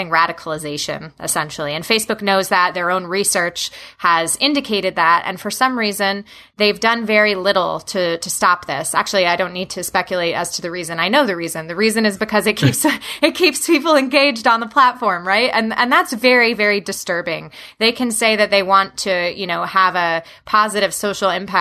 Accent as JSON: {"language": "English", "region": "New Jersey", "country": "United States", "tie": "born or raised there", "moved": "yes", "lives_now": "Washington, D.C., United States", "said": "growing up in the state of New Jersey, my hometown is about an hour away from New York City, an hour away from Philadelphia"}